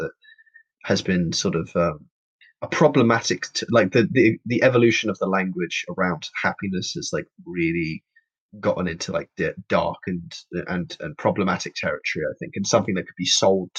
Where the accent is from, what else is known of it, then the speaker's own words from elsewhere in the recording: London, United Kingdom; I'm born and raised in London, from London, Hackney specifically. East London.